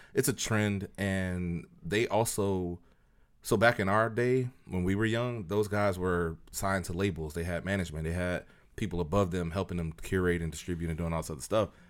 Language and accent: English; Tampa, Florida, United States